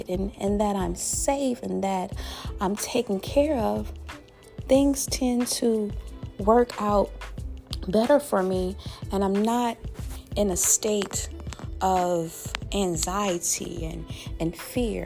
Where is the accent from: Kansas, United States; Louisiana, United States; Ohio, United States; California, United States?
Louisiana, United States; my home state, my beloved state, that boot state of Louisiana